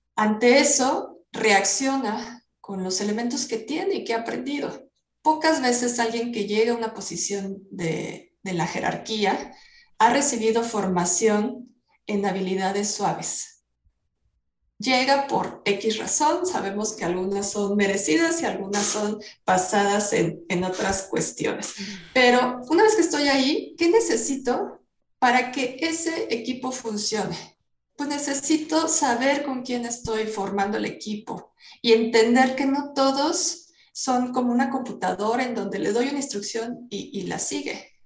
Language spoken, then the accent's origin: Spanish; Mexico; como buenos mexicanos